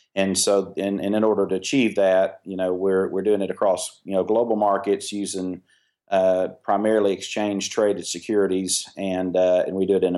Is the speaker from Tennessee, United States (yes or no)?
yes; Tennessee, United States; Well, I grew up in primarily in East Tennessee.